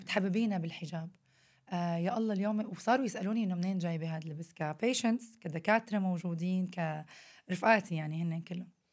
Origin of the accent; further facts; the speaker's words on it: Syria; moved away; إحنا عندنا بسوريا